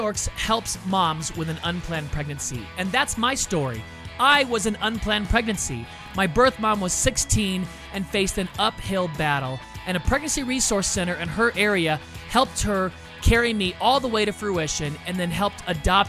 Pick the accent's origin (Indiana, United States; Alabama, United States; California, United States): California, United States; also born or lived in Illinois; I was born and raised in California